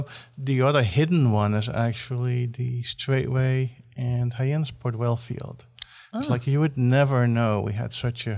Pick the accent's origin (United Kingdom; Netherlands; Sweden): Netherlands; now in United States; I'm from the Netherlands originally.